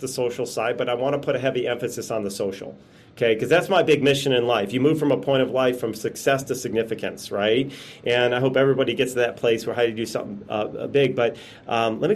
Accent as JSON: {"language": "English", "town": "Chicago", "region": "Illinois", "country": "United States", "moved": "as an adult", "lives_now": "Las Vegas, United States", "said": "I'm from Chicago. I just happened to now be living in Las Vegas"}